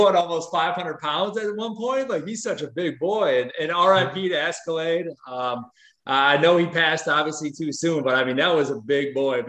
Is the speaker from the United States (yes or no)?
yes; Milwaukee, Wisconsin, United States; Okay, so I'm from Milwaukee